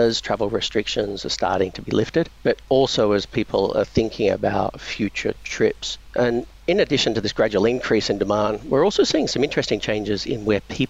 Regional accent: Victoria, Australia; now in Singapore; I'm originally from Victoria in Australia, and a lot of my family are still there.

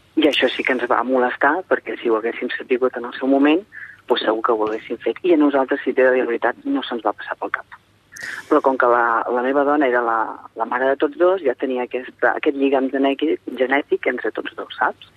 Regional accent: Girona, Catalonia, Spain; som de Girona

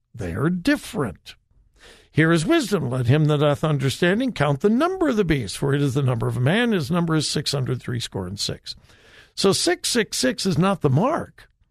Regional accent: Southern California, United States; I grew up in Southern California

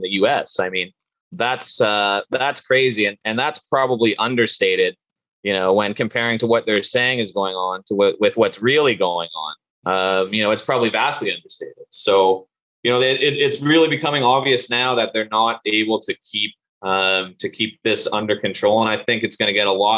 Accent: Canada; also born or lived in Sudbury, Ontario; I'm originally from Canada and went to school here and in Canada and in a place called Sudbury, Ontario.

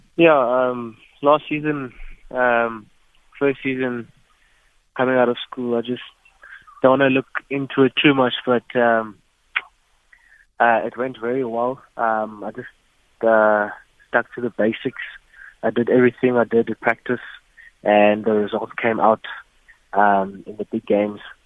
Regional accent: King William's Town, Eastern Cape, South Africa; also born or lived in East London; I'm from East London, um, but I grew up in King Williamstown, Pilton

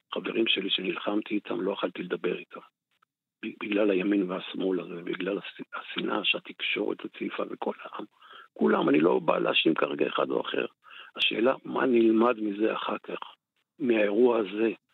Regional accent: Golan Heights, Northern District, Israel; אני באתי מרמת הגולן, הייתי, חייתי, אתה יודע, בבועה

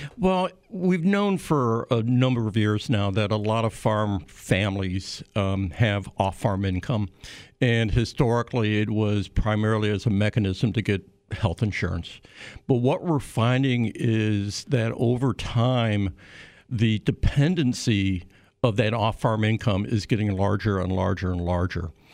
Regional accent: Illinois, United States; I'm from Illinois

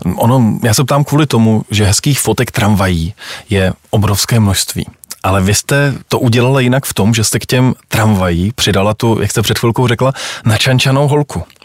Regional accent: Prague, Czechia; vyrůstal jsem na Pražském Smíchově

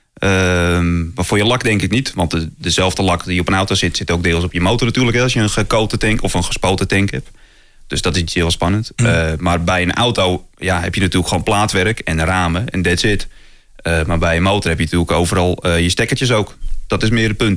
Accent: North Holland, Netherlands; bij ons in Noord-Holland

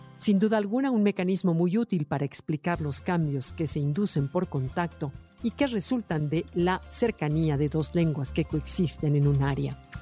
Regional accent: Mexico; nuestro México

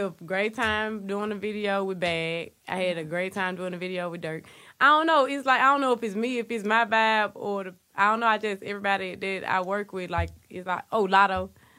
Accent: Memphis, Tennessee, United States; I'm from Memphis

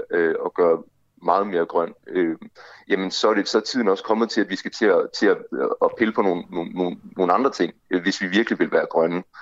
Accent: Denmark; så er vores klimaaftryk som danskere, det er meget, meget, meget, meget højt

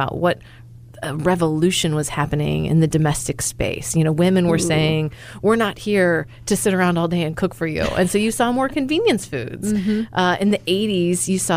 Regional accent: Midwest, United States; now in Austin, United States; I'm from the Midwest

